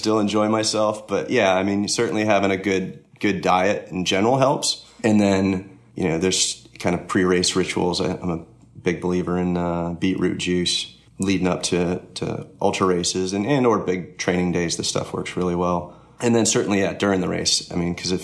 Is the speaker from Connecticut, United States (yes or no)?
yes; Connecticut, United States; also born or lived in Florida; now in Georgia, United States; I grew up in Connecticut, but I ended up in Florida for 5 or 6 years before I moved to Georgia